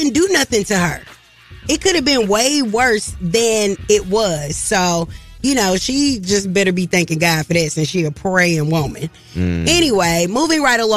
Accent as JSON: {"language": "English", "area": "Clayton County", "region": "Georgia", "country": "United States", "tie": "born or raised there", "said": "I grew up in Clayton County"}